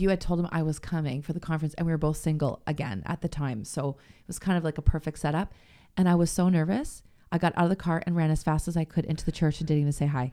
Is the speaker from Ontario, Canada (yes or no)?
yes; St. Catharines, Ontario, Canada; I grew up in Saint Catharines